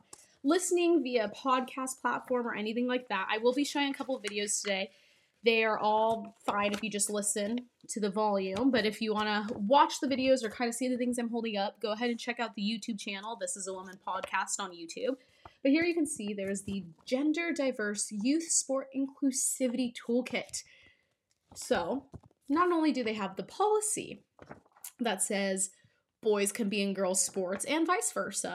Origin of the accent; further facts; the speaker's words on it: California, United States; growing up in California, I spent 4 years of high school playing in CIF